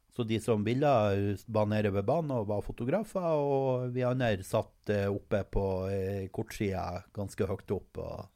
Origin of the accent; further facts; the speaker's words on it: Norway; som nordmann